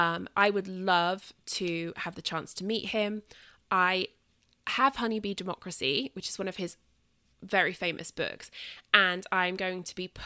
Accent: southern England, United Kingdom; accent: British Southern; So I will be back here in 2 weeks, nattering on at you in my British Southern accent

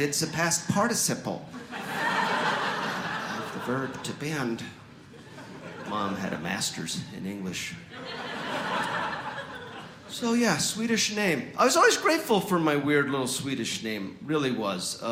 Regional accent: Mapleton, Utah, United States; moved away; also born or lived in Germany; here in Mapleton, Utah, where I grew up, they never pronounce

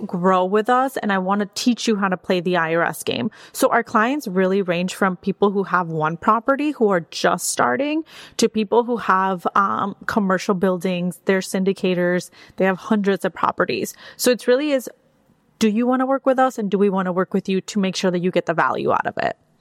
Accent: Mexico; also born or lived in Wisconsin; now in Austin, United States; I was born and raised in Mexico

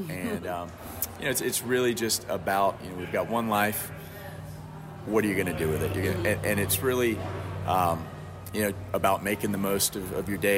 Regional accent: Tampa, Florida, United States; moved away as an adult; now in Nashville, United States; Nashville is my home now, but my hometown is Tampa, Florida. So I grew up in Tampa

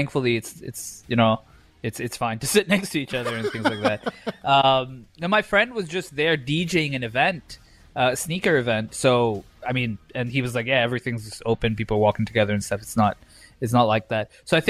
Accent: India; Bro, I'm Indian. My mustache grows fast.

